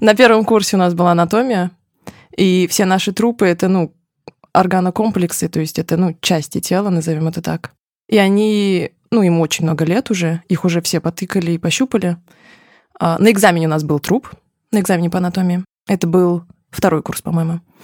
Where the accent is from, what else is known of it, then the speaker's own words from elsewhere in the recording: Ufa, Bashkortostan, Russia; Я родилась в Уфе